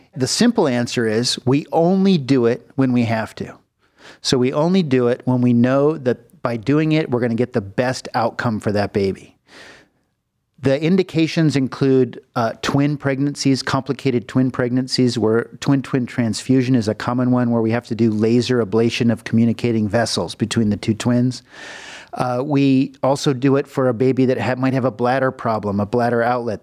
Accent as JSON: {"language": "English", "town": "Los Angeles", "region": "California", "country": "United States", "tie": "born or raised there", "also_born_or_lived": "Philadelphia", "moved": "as an adult", "lives_now": "Cleveland, United States", "said": "I'm from California. I was born in the Los Angeles region in the Valley."}